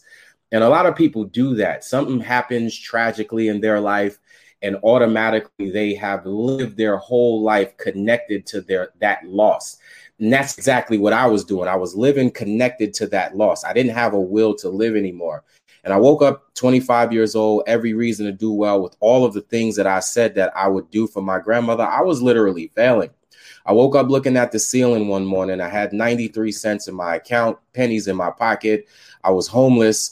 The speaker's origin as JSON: {"language": "English", "town": "New York City", "region": "New York", "country": "United States", "tie": "born or raised there", "said": "I was raised in Staten Island, New York"}